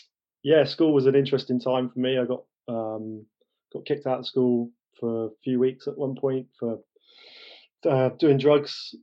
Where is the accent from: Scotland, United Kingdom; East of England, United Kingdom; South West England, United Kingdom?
South West England, United Kingdom; Bath; also born or lived in London; my family, with my father's job, moved down to the West Country, down to Bath.